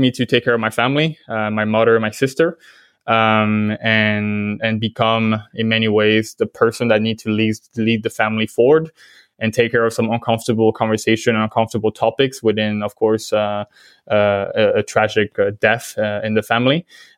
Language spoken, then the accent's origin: English; Vietnam; accent: French; also born or lived in France; So I'm French originally. But I grew up in Vietnam with my family. Well, probably I lost the French accent quite quickly moving there.